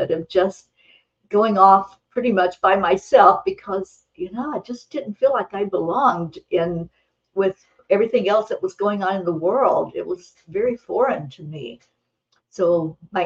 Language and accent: English; the hills of Kentucky, United States; moved away; I grew up in a big family. There were 13 children in my family. I was number 9, and it was in the hills of Kentucky. I grew up in the Appalachian Mountains